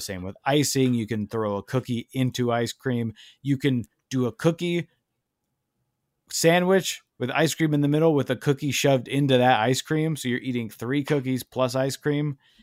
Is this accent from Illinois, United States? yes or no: yes; Chicago, Illinois, United States; when I was growing up in Chicago